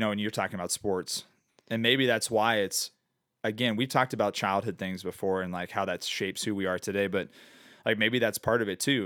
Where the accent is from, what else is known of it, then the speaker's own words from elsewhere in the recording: Phoenix, Arizona, United States; growing up in Phoenix